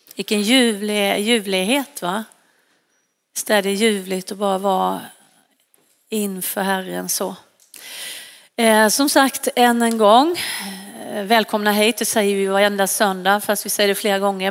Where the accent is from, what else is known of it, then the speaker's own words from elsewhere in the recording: Varberg, Halland County, Sweden; now in Stockholm, Sweden; jag kommer ju från västkusten och jag flyttade från Varberg och hit upp till, eh, till Stockholm